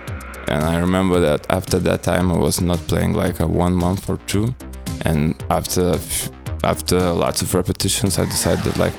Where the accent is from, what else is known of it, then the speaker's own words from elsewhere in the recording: Druskininkai, Alytus County, Lithuania; I started my DJ career in my hometown called Druskininkai. It's a small town in Lithuania